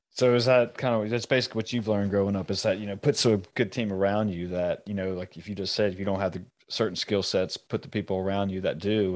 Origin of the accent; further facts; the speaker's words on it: United States; I was born here in America